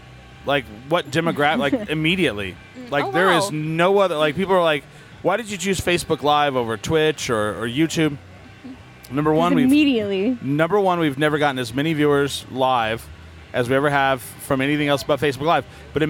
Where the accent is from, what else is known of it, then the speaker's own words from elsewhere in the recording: New Mexico, United States; All my life. And I'm like, for me, it's New Mexican.